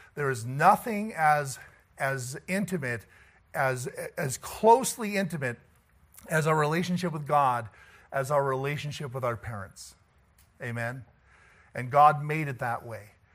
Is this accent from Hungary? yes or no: no; Canada